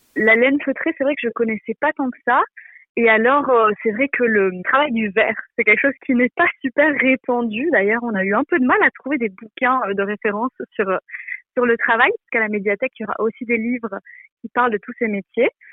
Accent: Belgium; moved away as an adult; now in Jura, France; je viens de Belgique, euh, j'ai voilà toute ma famille en Belgique

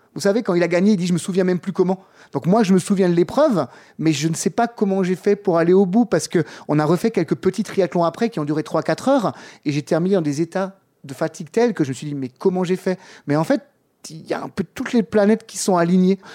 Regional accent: Strasbourg, Grand Est, France; j'ai coaché pendant 10 ans en tant que coach MMA dans un club euh, chez nous à Strasbourg

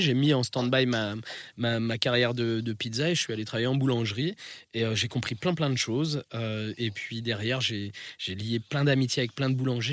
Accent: France; also born or lived in Italy; je suis rital. C'est-à-dire que j'ai un pied en France

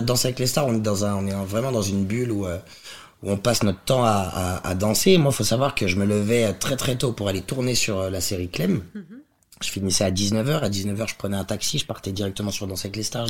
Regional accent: Lyon, Auvergne-Rhône-Alpes, France; je viens de Lyon

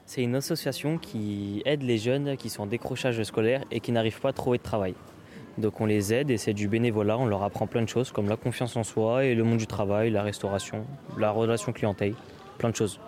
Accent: Aulnay-sous-Bois, Île-de-France, France; moi-même, je viens d'Aulnay-sous-Bois

